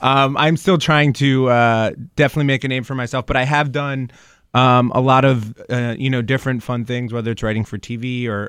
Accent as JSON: {"language": "English", "town": "Springfield", "region": "Massachusetts", "country": "United States", "tie": "born or raised there", "said": "So when I was growing up here, I was raised in Springfield. I went to St. Matthew's, and then I ended up going to Minichog after"}